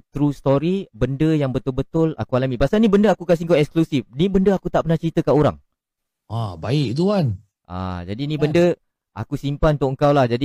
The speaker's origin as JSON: {"language": "Malay", "town": "Woodlands", "country": "Singapore", "said": "Saya berasal daripada Singapura, daerah Woodland."}